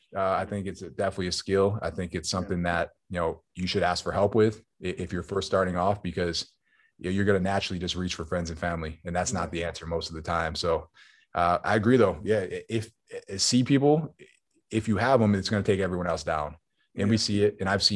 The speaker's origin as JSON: {"language": "English", "town": "Buffalo", "region": "New York", "country": "United States", "tie": "born or raised there", "said": "So I think you got to put it in Buffalo."}